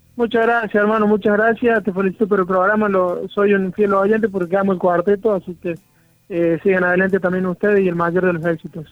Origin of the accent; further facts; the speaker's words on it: Villa de María de Río Seco, Córdoba, Argentina; mi pueblo, Río Seco